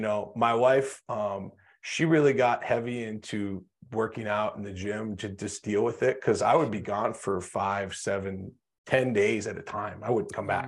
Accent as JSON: {"language": "English", "region": "North Dakota", "country": "United States", "tie": "born or raised there", "said": "I grew up in North Dakota in small town"}